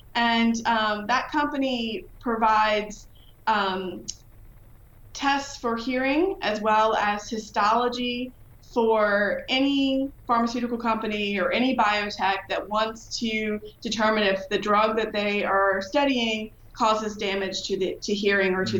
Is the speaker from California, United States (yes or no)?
no; Virginia, United States; moved away as an adult; now in Illinois, United States; I'm from Virginia.